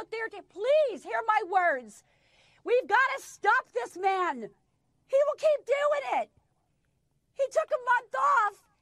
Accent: United States; I am an American

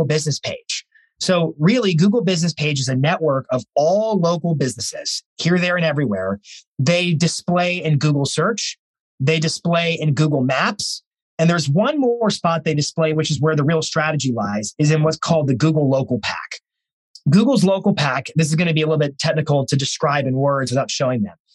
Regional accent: Lynchburg, Virginia, United States; I grew up there

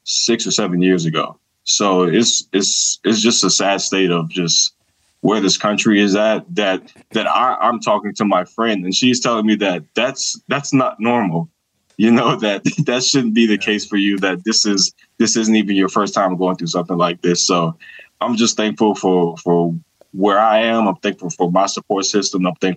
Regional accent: Georgia, United States; Born and raised in Georgia, you know, we going to church, baby.

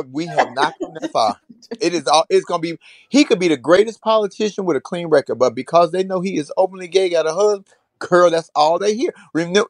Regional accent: United States; as an American, mm-hmm. as a Black American, as a transgender of transgender experience in this country

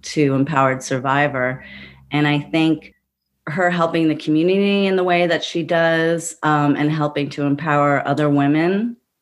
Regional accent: New York City, New York, United States; I grew up in Brooklyn, you know, with a feminist mother

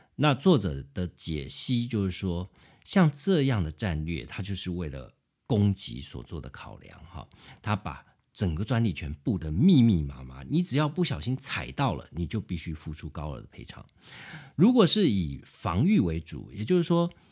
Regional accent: Taiwan; 我们台湾人

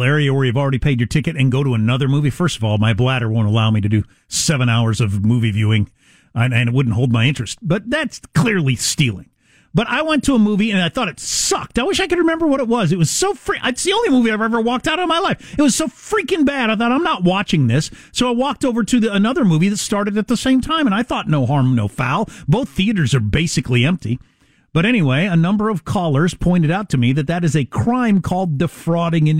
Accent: South Dakota, United States; I'm from South Dakota

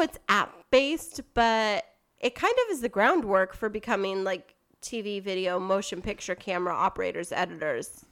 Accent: Kingsburg, California, United States; my hometown, Kingsburg

